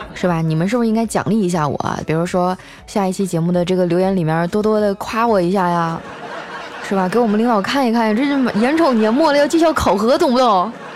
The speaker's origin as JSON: {"language": "Chinese", "region": "Northeast China", "country": "China", "accent": "Northeastern", "said": "我们东北话"}